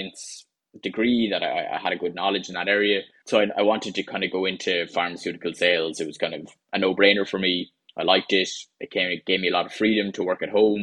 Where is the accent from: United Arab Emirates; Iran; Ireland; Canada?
Ireland; Carlow, Leinster; moved away as an adult; also born or lived in Galway; now in Wexford, Ireland; I'm currently living in Wexford in the southeast of Ireland. And I'm originally from Carlow.